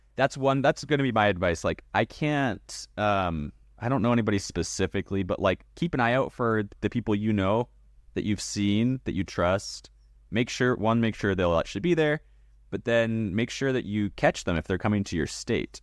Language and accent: English; Canada; now in Idaho, United States; Here in America, I live in the great state of Idaho, but yes, I was born in Canada.